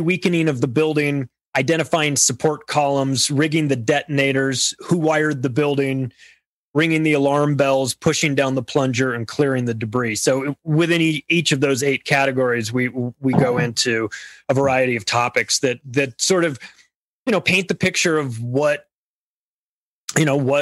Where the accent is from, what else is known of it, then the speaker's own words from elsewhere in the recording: United States; I'm an American born here, have lived here my whole life